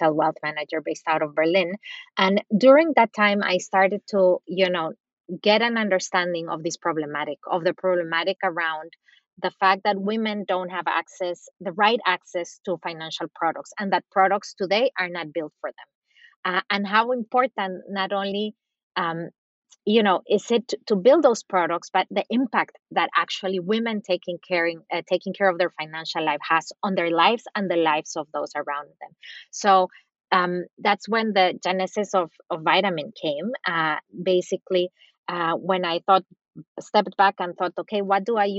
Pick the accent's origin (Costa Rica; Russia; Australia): Costa Rica; also born or lived in Latin America / United States; now in Germany; I'm originally from Costa Rica and spent different time in my life, both throughout Latin America, the US